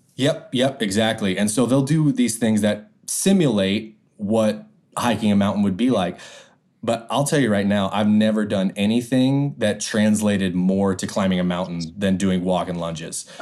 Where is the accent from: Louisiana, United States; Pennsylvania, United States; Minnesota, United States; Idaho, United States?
Idaho, United States; I grew up in Idaho